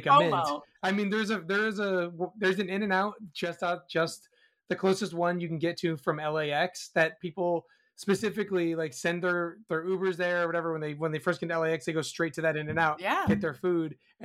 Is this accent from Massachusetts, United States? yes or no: yes; Massachusetts, United States; moved away; where I grew up in Massachusetts